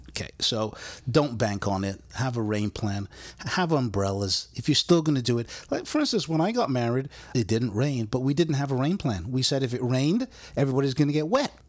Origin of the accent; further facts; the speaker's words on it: United Kingdom; now in United States; a British-born guy